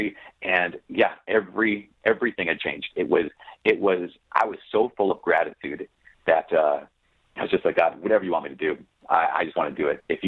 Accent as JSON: {"language": "English", "town": "Brainerd", "region": "Minnesota", "country": "United States", "tie": "born or raised there", "also_born_or_lived": "Oak Park, Illinois", "said": "I grew up in Brainerd, Minnesota."}